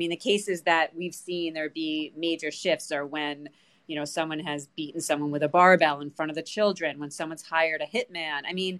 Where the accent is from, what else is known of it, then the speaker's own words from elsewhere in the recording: New York, United States; I am. I am from New York.